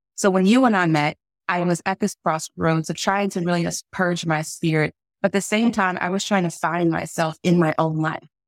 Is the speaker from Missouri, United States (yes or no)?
yes; St. Louis, Missouri, United States; now in Washington, D.C., United States; I am a little girl from Saint Louis, Missouri